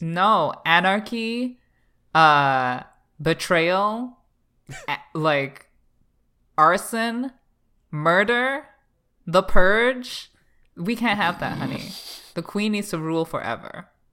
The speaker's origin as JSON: {"language": "English", "country": "Canada", "said": "I'm Canadian"}